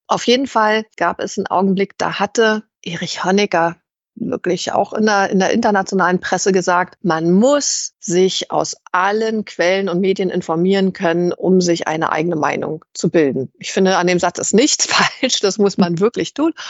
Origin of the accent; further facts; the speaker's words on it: East Germany, Germany; ich in der DDR kritisch politisch aktiv und das habe ich am eigenen Leib erfahren, als ich eben als 13-Jährige bereits von der Stasi überwacht wurde